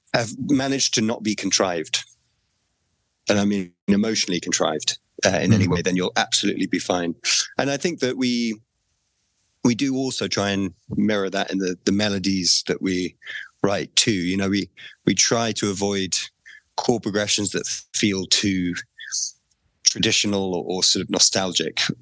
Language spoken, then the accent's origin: English; England, United Kingdom; as a an English person